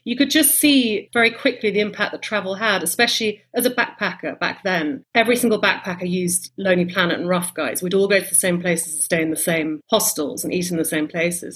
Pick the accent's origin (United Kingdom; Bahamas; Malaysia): United Kingdom; London; also born or lived in United States; I was born in the States, then moved to um, London when I was a baby